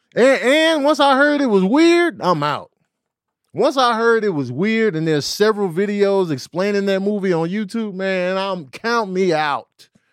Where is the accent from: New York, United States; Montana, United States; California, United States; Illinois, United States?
Illinois, United States; Chicago; I was a kid from Chicago